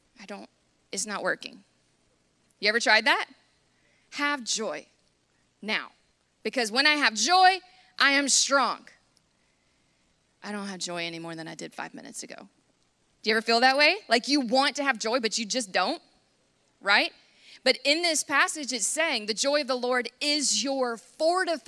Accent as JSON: {"language": "English", "country": "United States", "said": "as an American"}